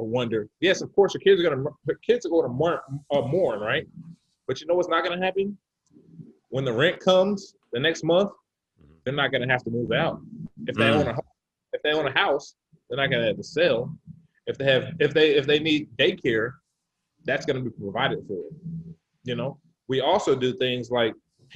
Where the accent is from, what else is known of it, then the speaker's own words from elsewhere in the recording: Phoenix, Arizona, United States; also born or lived in Oklahoma City / Dallas; now in Bay Area, United States; I'm from Phoenix, Arizona. I lived in Oklahoma City. I lived in Dallas